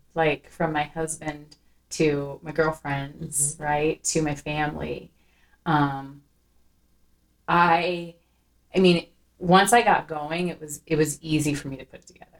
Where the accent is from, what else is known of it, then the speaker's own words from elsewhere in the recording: Iowa, United States; I'm also a white girl from Iowa